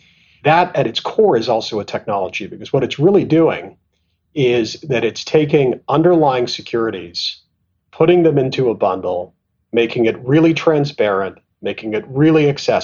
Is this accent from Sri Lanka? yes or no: no; Canada; moved away as an adult; also born or lived in Tanzania / England / Pakistan / London; But I was born in Tanzania, and then my family left when I was at about a year old, and I lived and grew up in Canada. And then I kind of went to school and college in England